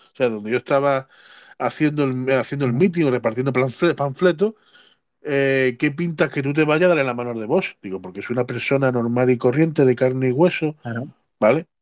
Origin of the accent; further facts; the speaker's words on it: Cártama, Andalusia, Spain; now in Algeciras, Spain; mi pueblo de Cártama